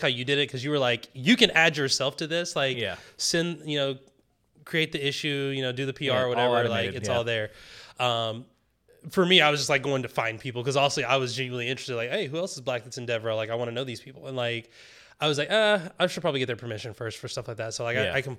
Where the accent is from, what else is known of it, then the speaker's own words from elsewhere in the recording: the South, United States; Like I grew up in the South. Like I grew up in like the backwoods South, like the country South